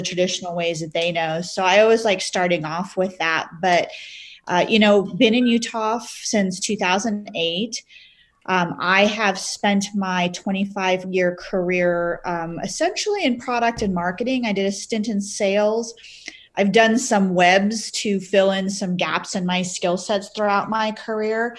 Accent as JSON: {"language": "English", "region": "Midwest", "country": "United States", "tie": "born or raised there", "also_born_or_lived": "Maryland", "moved": "as an adult", "lives_now": "Utah, United States", "said": "My husband and I both grew up in the Midwest"}